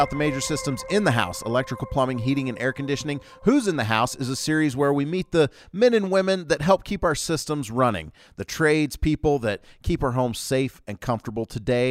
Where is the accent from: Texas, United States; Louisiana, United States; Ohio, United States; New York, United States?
Louisiana, United States; also born or lived in Georgia; I grew up in Louisiana and Georgia, so like I know what's up.